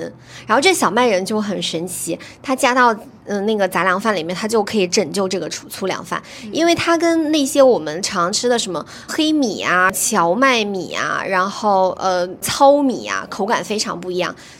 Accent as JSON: {"language": "Chinese", "country": "China", "said": "这样子的话，就其实更适合我们中国人的一个烹煮和口味的习惯嘛。"}